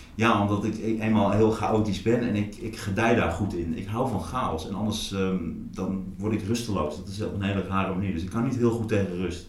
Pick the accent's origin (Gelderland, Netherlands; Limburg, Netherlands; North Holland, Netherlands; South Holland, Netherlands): Gelderland, Netherlands; Hattem; also born or lived in Zwolle; now in Amsterdam, Netherlands; Ik ben geboren in Zwolle. Ik ben opgegroeid in Hattem, dat ligt ernaast. Eh, ik ben op een gegeven moment naar Amsterdam eh, verhuisd.